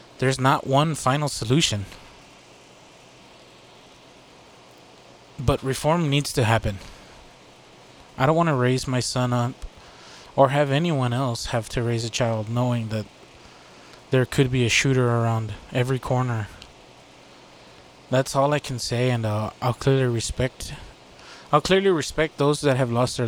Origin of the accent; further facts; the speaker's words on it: Texas, United States; I'm from Texas